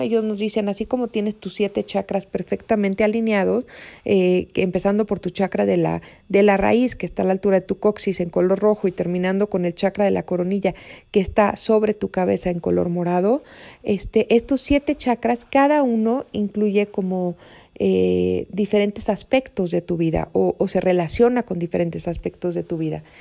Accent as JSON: {"language": "Spanish", "country": "Mexico", "tie": "born or raised there", "said": "México, que es mi país natal"}